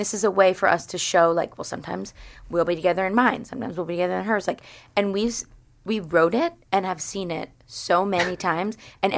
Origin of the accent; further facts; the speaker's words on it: Wayne, Pennsylvania, United States; Yeah, I'm from Wayne, but that's like...